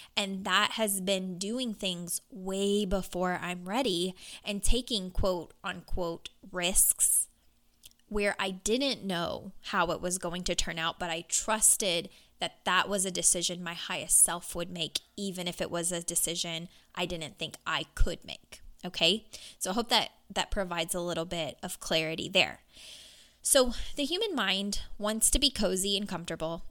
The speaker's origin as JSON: {"language": "English", "town": "Louisville", "region": "Kentucky", "country": "United States", "tie": "born or raised there"}